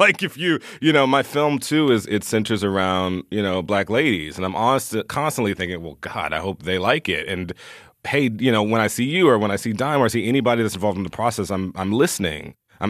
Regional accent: the South, United States; I'm a gay boy from the South

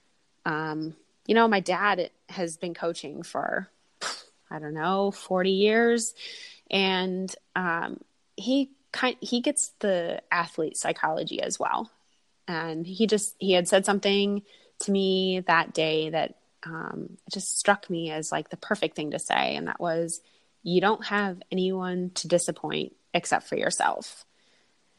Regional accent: outside Detroit, Michigan, United States; moved away; I'm originally from Michigan. I grew up outside Detroit

